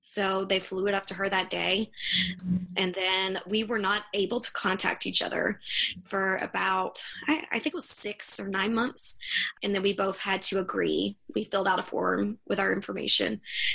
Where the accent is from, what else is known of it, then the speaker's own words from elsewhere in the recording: the South, United States; I'm from the South